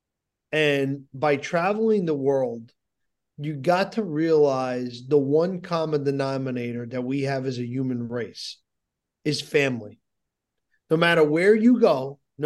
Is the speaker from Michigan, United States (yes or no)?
no; New Jersey, United States; I'm from New Jersey, but New York, New Jersey, that's my city